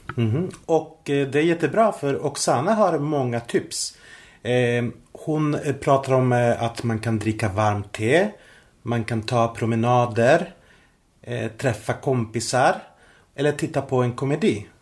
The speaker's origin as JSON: {"language": "Swedish", "country": "Spain", "second_language": "Swedish", "moved": "yes", "lives_now": "Sweden", "said": "Jag reste till eh, mitt hemland, till Spanien"}